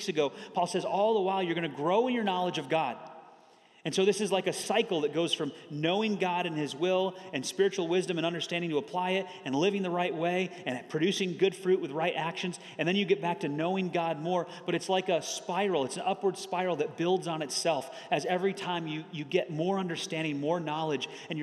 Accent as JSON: {"language": "English", "region": "Michigan", "country": "United States", "tie": "born or raised there", "moved": "as an adult", "said": "I grew up in Michigan, so I spent 18 years in the cold and snow"}